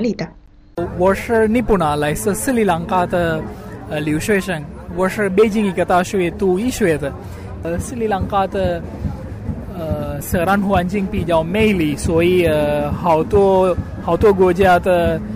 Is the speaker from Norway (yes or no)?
yes; Norway; Chinese is a second language; moved away; 是挪威的，挪威的欢景特别漂亮